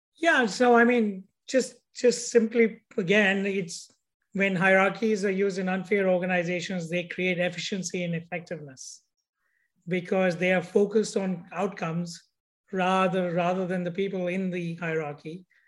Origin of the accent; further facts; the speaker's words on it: India; moved away; how I grew up in India